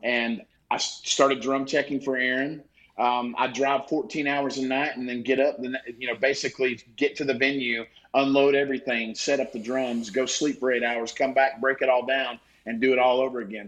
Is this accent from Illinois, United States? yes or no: no; East Tennessee, United States; also born or lived in Nashville, Tennessee; Growing up in East Tennessee, I live in Nashville now, but growing up in East Tennessee